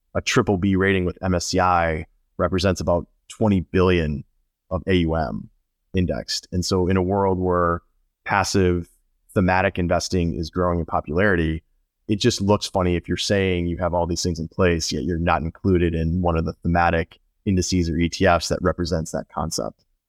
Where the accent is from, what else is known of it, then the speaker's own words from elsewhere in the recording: Chicago, Illinois, United States; moved away as an adult; also born or lived in Houston; now in Florida, United States; I, I grew up in Illinois. I grew up in northern Chicago